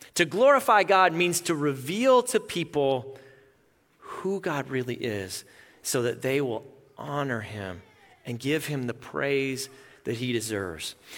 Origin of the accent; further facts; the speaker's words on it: Melita, Manitoba, Canada; moved away; both sets of my grandparents lived in my hometown, Melita, Manitoba.